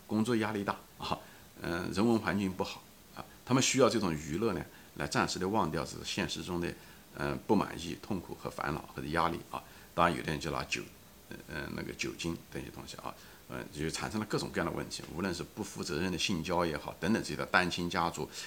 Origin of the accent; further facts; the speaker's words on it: China; 我们中国人